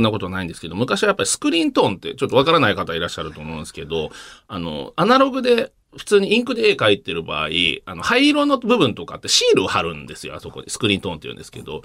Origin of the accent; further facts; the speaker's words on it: Tokyo, Japan; 東京の、もうずっと東京の真ん中って、都心じゃなくて田舎の方ですけど